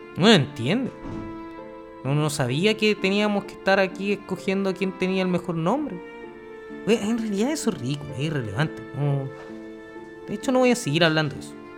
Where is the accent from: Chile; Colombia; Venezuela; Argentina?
Chile; aquí somos chilenos y tenemos que tener nombre chileno